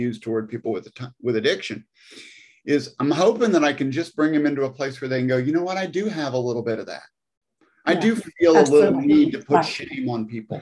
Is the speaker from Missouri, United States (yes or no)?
yes; Missouri, United States; now in Nashville, United States; I grew up in Missouri, out in the country